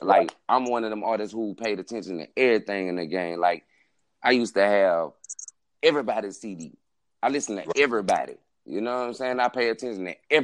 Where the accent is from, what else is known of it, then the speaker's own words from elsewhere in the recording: Baton Rouge, Louisiana, United States; I'm from Baton Rouge, Southside, born, raised in Mayfair, North